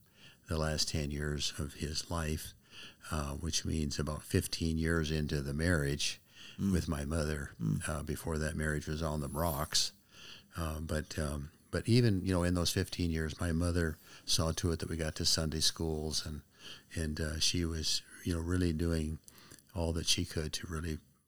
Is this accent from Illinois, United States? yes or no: no; Spokane, Washington, United States; also born or lived in Texas; And so from second grade on, Spokane has been my home, my hometown.